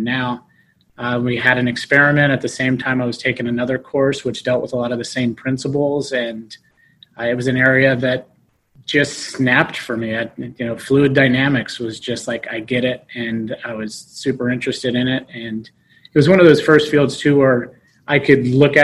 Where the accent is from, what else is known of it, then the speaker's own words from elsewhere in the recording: Las Vegas, Nevada, United States; moved away as an adult; Born and raised in Las Vegas, Nevada